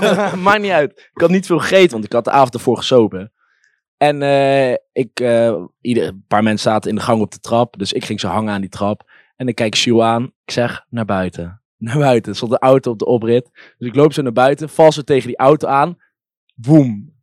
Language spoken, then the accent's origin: Dutch; Nijmegen, Gelderland, Netherlands; ik ben hier geboren